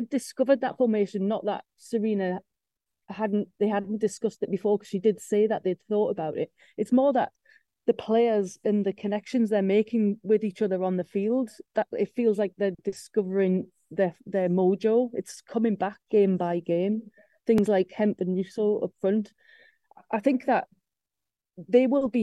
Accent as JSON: {"language": "English", "region": "England", "country": "United Kingdom", "said": "we're English"}